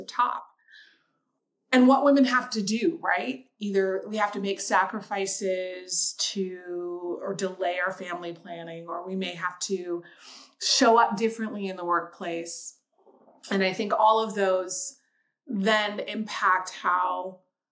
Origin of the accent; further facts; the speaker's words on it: Seattle, Washington, United States; moved away as an adult; also born or lived in Chicago; I grew up in Seattle, Washington.